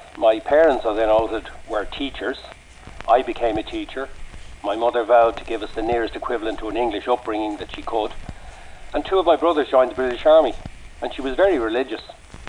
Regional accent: Cloughjordan, Tipperary, Ireland; No, I was born in Clochjordan, Tipperary.

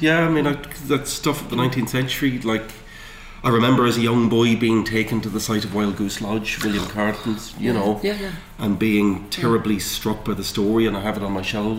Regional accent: Dundalk, Leinster, Ireland; moved away; also born or lived in Newry; I grew up in Dundalk, and, you know, I still dream about Dundalk. I haven't lived there for years

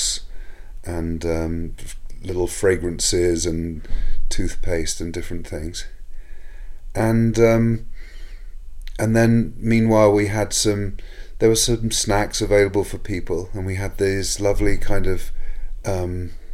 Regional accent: England, United Kingdom; now in United States; Growing up in England

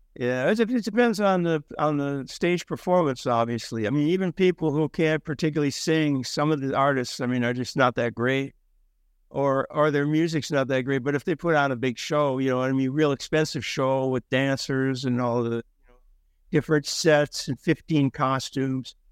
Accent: Minnesota, United States; I'm from Minnesota

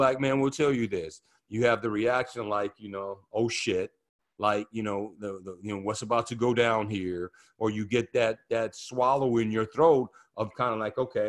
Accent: Oakland, California, United States; growing up in Oakland, you know, Oakland was one of the more integrated cities in America to grow up in the 70s.

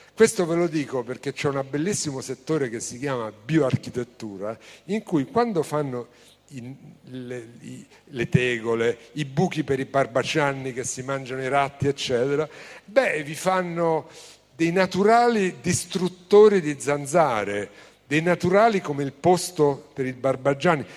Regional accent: Rome, Lazio, Italy; Io vengo da Roma

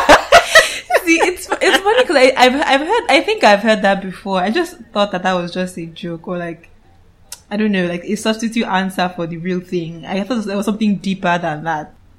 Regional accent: Calabar, Cross River, Nigeria; I'm from Cross River State, Calabar, to be precise.

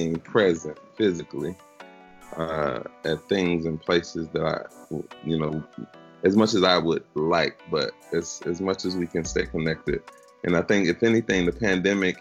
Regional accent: Chicago, Illinois, United States; moved away as an adult; also born or lived in Philadelphia; now in Michigan, United States; Born and raised really on the north side, but spent my high school years and my family is really from the south side

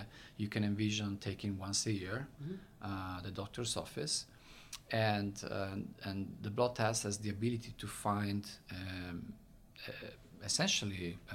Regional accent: Italy; accent: Italian; English is a second language; moved away as an adult; now in United States; I'm from Italy. You probably can tell from my very thick accent.

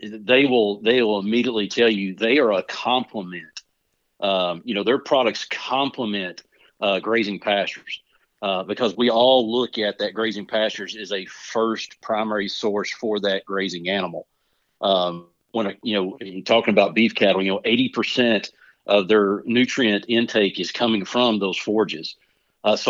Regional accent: Mount Pleasant, Texas, United States; moved away as an adult; now in West Virginia, United States; I grew up around cattle. I'm originally from the Texas, Mount Pleasant, Texas area. We ran cattle there.

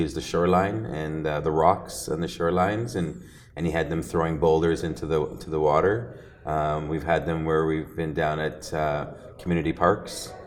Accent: Ontario, Canada; I'm from Ontario

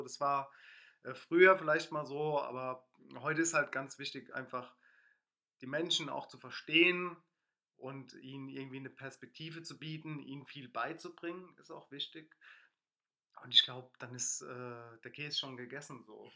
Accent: Mannheim, Baden-Württemberg, Germany; also born or lived in Palatinate; ich bin Mannheimer, habe selbst in der Pfalz gewohnt

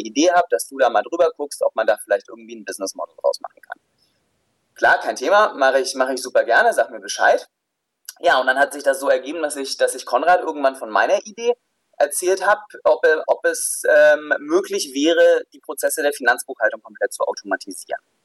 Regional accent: Southern Germany, Germany; also born or lived in Pforzheim / Stuttgart; ich komme aus dem Süden der Republik

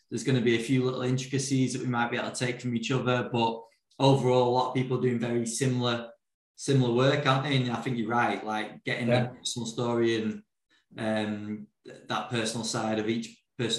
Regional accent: England, United Kingdom; as English, British people

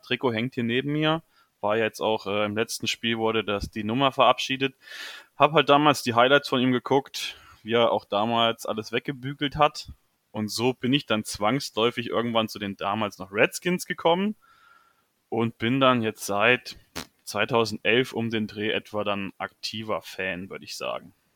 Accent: near Marburg, Hesse, Germany; Komme aus der Nähe Marburg

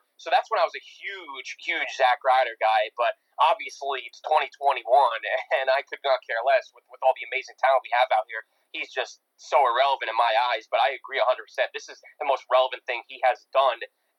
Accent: Long Island, New York, United States; I'm from Long Island

